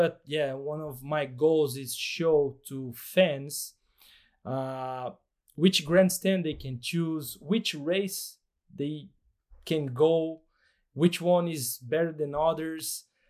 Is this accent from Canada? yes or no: no; Brazil; English is a second language; For those who doesn't know me, I'm from Brazil.